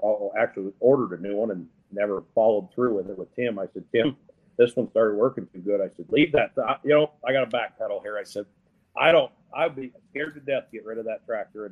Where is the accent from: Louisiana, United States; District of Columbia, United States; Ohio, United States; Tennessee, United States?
Ohio, United States; Napoleon; being my hometown, home state